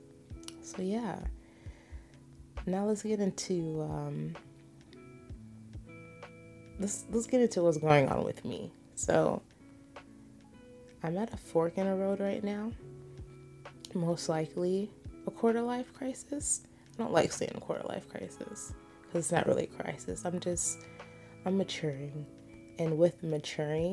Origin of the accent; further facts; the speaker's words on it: United States; I am American